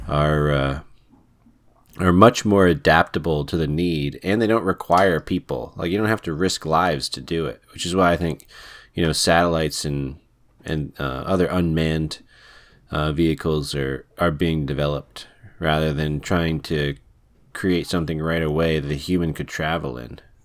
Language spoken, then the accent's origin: English; United States; I'm American